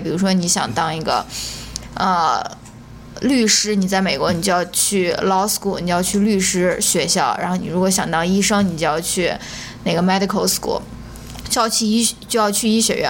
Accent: China; moved away as an adult; 我也是在那种九年义务教育、应试教育体制下面，嗯。呃，成长过来的，也参加了高考，然后也是上研究生的时候才出国的

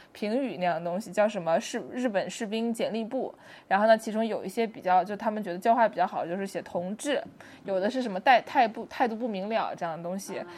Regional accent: Nanjing, Jiangsu, China; 作为一个南京人

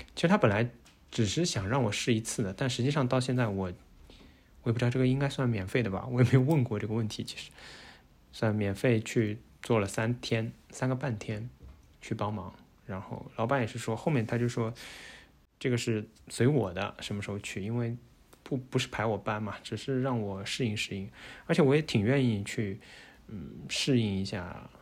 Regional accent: China; moved away as an adult; now in Netherlands; 我们中国人可能自己对自己要求比较高

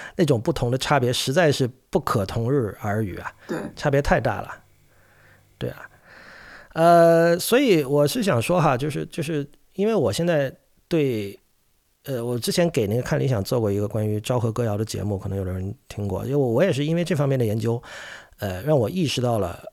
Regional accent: China; 像我这一代，我出生于一九八零年嘛，的中国乐迷

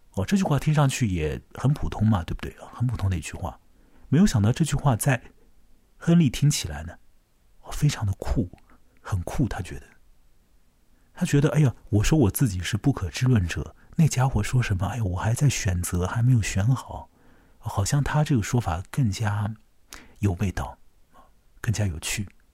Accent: China; 大概对于我们中国人来讲的话

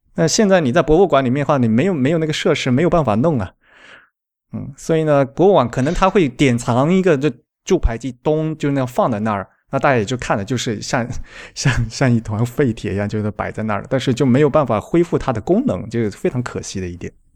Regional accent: Xiamen, Fujian, China; 我是福建人嘛，是厦门

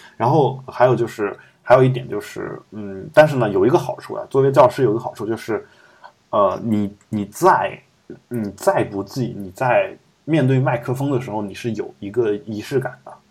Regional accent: Loess Plateau, China; now in Beijing, China; 我的老家其实就那个地区，就整个基本，基本上是，虽然我家算是黄土高原，但是基本上我们老家那个地区是建立在沙漠上面的一座城市

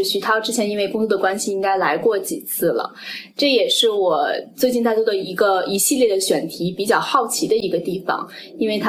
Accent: China; now in United States; 对我们一个是在美国的东海岸，一个是在美国的西海岸。然后同时我们又来自所谓东方的中国，来到了所谓西方的美国，所以它有双重含义。

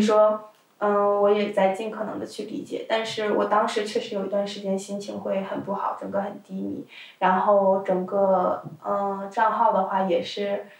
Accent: China; first language Chinese; moved away; 当然也有可能因为我本身是中国人

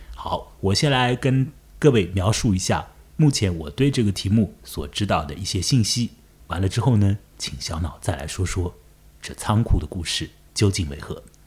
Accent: Chongming Island, Shanghai, China; 我也住在长江尽头，我的老家在崇明岛

